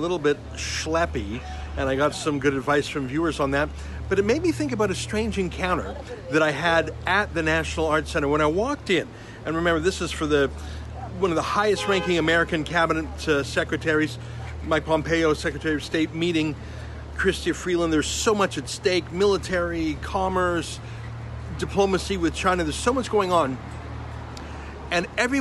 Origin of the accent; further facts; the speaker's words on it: Canada; as a Canadian